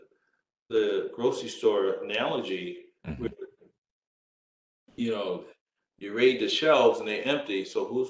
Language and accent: English; New York City, New York, United States; moved away; also born or lived in Brooklyn, New York / Berkeley, California; I was born in Brooklyn, raised in Queens.